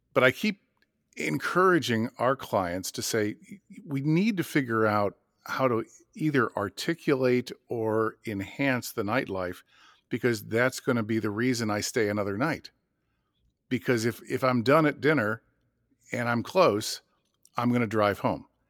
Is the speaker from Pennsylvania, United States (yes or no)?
no; Madison, Wisconsin, United States; my hometown of Madison